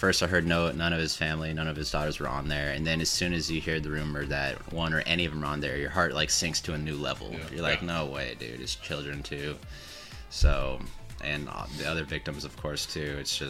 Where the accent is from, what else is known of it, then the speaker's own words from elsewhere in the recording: Southern California, United States; I grew up in Southern California